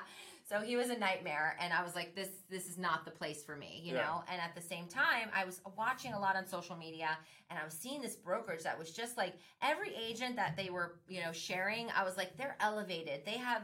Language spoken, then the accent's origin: English; Miami, Florida, United States; now in Orlando, United States; I'm from Miami, I'm living in Orlando now.